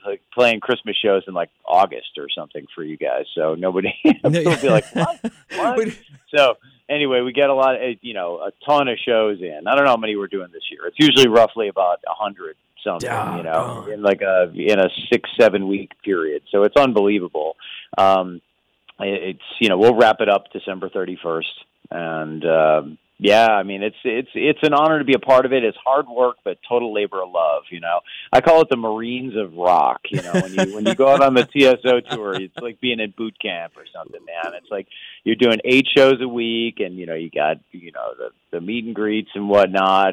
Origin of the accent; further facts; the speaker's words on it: Chicago, Illinois, United States; moved away as an adult; also born or lived in Iowa City, Iowa; now in New York, United States; I grew up in the suburbs of Chicago. I was technically born in Iowa City, but my parents moved, like, right away when I was an infant to the suburbs of Chicago and raised there